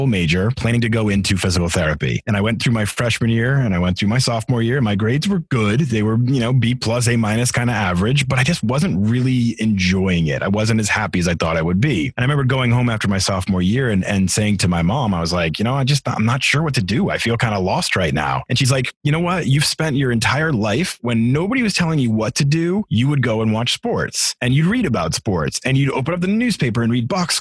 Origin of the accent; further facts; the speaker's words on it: Massachusetts, United States; moved away as an adult; also born or lived in Atlanta / Seattle / Denver; now in Philadelphia, United States; I grew up in Massachusetts and we had about 13 acres worth of land